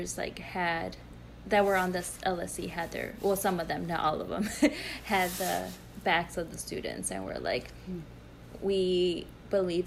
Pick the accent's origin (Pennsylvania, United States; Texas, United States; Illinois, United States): Illinois, United States; Chicago; I grew up in Brighton Park